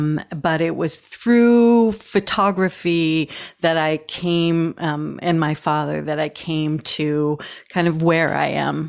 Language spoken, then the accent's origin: English; Scotland, United Kingdom; born there; No, I was born in Scotland.